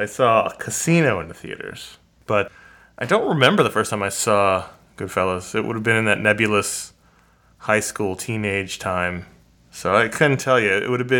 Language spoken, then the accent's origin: English; New York City, New York, United States; growing up in New York City.